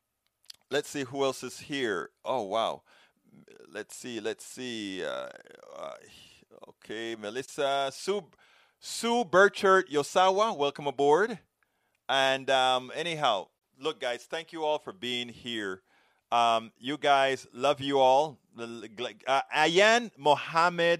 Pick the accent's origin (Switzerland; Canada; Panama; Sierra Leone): Panama; now in United States; I'm from Central America, originally. I'm from Panama